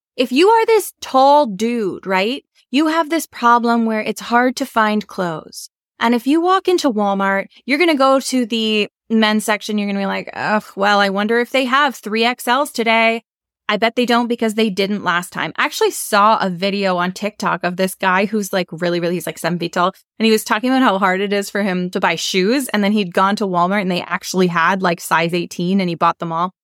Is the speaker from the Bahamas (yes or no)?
no; Canada; we're not American, we're Canadian